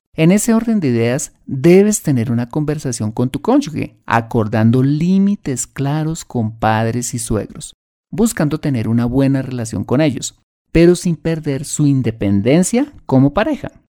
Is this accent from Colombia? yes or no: yes; Colombia